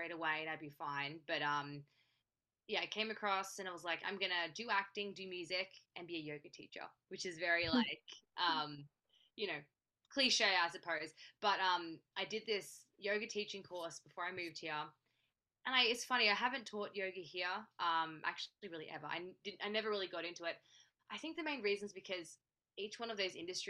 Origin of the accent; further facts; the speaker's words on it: Australia; now in Los Angeles, United States; I'm based in LA. I'm from Australia.